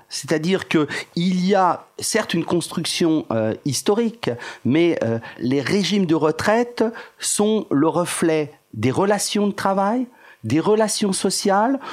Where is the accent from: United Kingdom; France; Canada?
France; nous sommes français